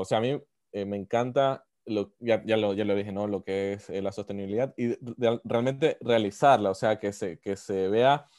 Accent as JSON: {"language": "Spanish", "country": "Ecuador", "said": "como ecuatorianos"}